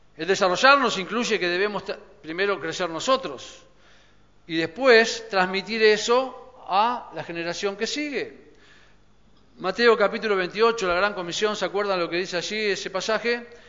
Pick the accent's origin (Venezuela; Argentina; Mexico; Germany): Argentina; Como argentinos